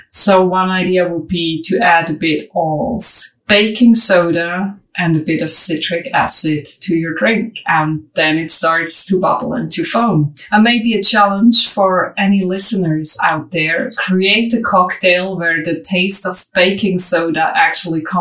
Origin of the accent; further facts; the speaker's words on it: Switzerland; as we are both from Switzerland